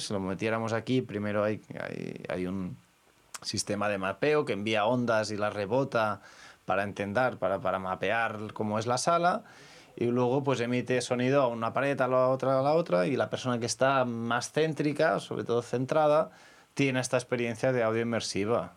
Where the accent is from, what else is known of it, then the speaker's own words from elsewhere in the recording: L'Estartit, Catalonia, Spain; soy del Estartit, eh, tenemos las Islas Medas ahí a, un kilómetro